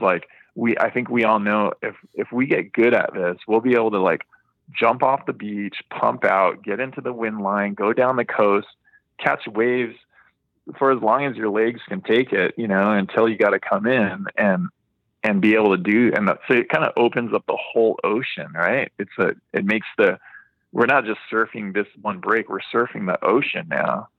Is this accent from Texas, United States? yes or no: no; Hawaii, United States; I grew up surfing in Hawaii